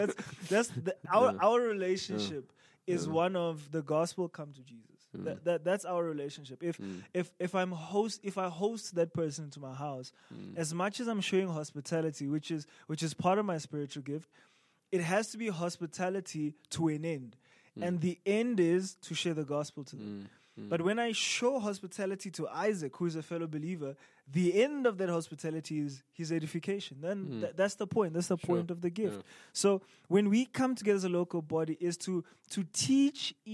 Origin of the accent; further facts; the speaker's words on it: South Africa; as a South African Zulu, as a Zulu English speaking South African